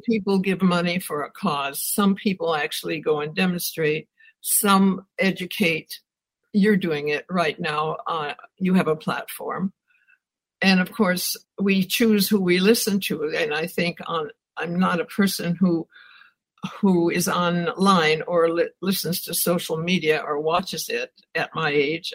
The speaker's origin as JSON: {"language": "English", "region": "Wisconsin", "country": "United States", "tie": "born or raised there", "said": "I grew up in Wisconsin"}